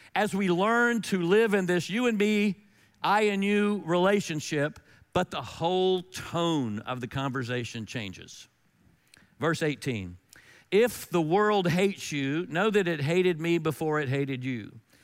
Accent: North Carolina, United States; I'm from North Carolina

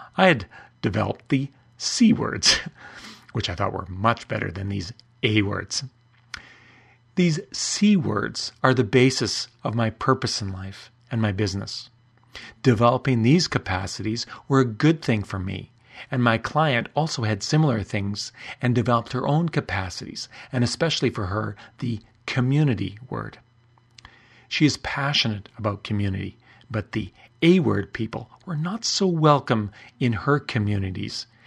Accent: Canada; I'm Canadian

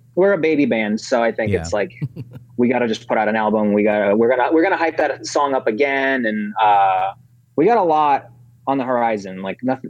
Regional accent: Chicago, Illinois, United States; moved away as an adult; also born or lived in Ukraine; now in Los Angeles, United States; I skipped kindergarten entirely, and I went right into first grade in Chicago. So we moved to Chicago first. And I was there until I was like 22 or 23

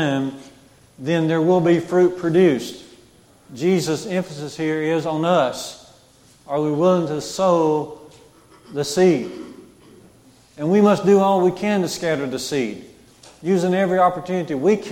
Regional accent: Jasper, United States; my grandmother's house growing up in Jasper

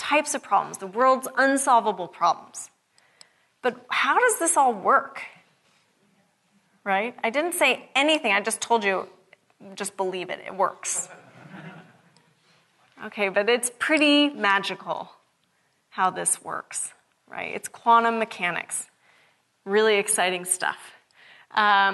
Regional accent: Seattle, Washington, United States; I'm from Seattle. It's not sunny a lot.

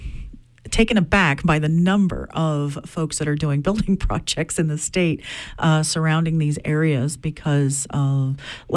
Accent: Mars Hill, Maine, United States; Grew up in Mars Hill

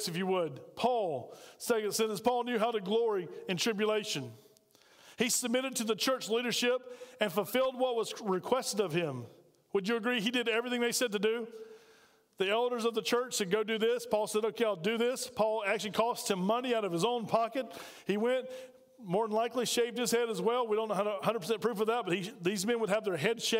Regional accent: Spartanburg, South Carolina, United States; now in Aiken, United States; I'm from Spartanburg

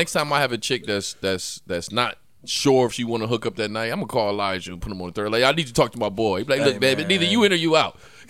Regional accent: New York, United States; I'm from New York, man.

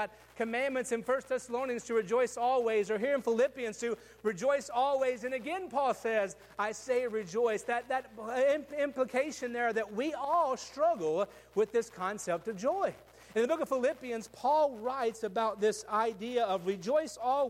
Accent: West Tennessee, United States; I grew up in West Tennessee where everybody had trucks

